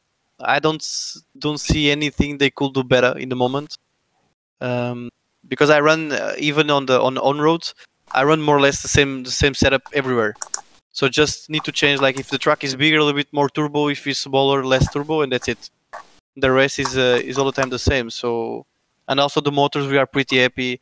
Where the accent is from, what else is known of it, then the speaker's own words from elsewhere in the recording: Lisbon, Portugal; I'm from Lisbon